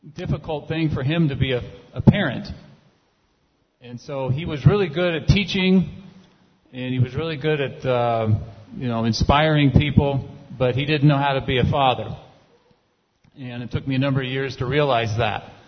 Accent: California, United States; I grew up in California

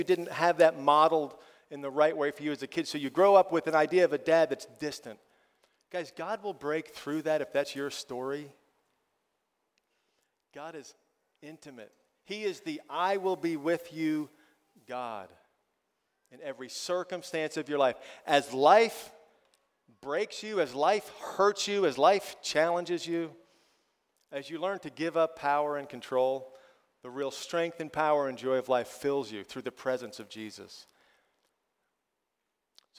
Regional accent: United States; I'm from America

